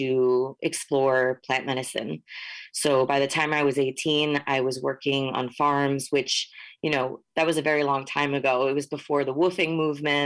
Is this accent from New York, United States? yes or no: yes; Hudson Valley, New York, United States; moved away as an adult; also born or lived in Northern California; I grew up in the Mahicantuck Valley, which is commonly known as the Hudson Valley